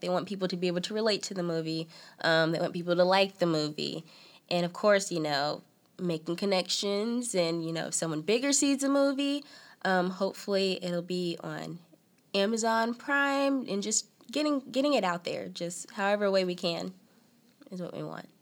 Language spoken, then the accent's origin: English; Selma, North Carolina, United States; also born or lived in Raleigh, North Carolina / Clayton, North Carolina; I was born in Raleigh. Been in Raleigh all my life. Basically, I moved to Selma, North Carolina, when I was about three or four